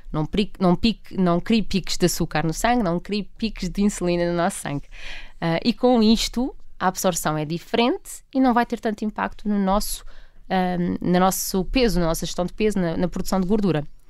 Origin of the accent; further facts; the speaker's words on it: Portugal; enquanto portugueses